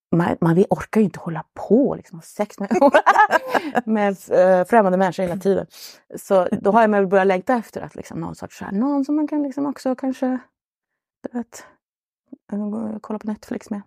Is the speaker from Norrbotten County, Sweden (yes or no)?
yes; Luleå, Norrbotten County, Sweden; jag är från Luleå i Norrbotten